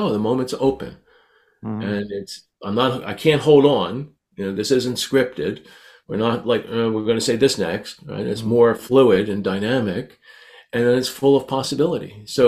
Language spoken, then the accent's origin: English; Canada; I'm so Canadian, I now say Z.